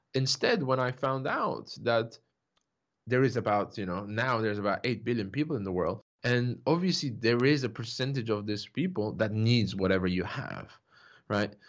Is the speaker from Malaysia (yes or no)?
no; Turkey; I grew up in Turkey, uh, you know, to a Turkish father, a French mother